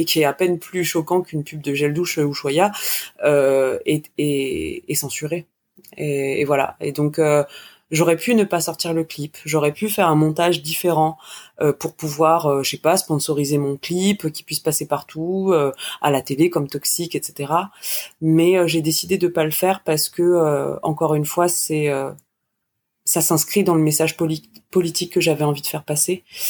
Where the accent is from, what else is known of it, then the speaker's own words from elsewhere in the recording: France; je suis vraiment française